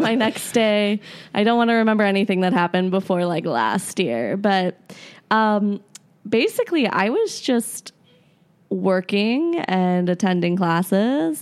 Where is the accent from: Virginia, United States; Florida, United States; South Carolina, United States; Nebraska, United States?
Florida, United States; moved away; I actually grew up in Florida originally